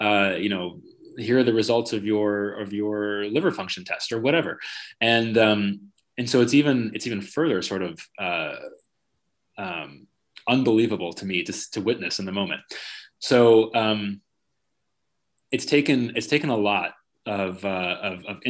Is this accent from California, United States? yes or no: yes; California, United States; I grew up in California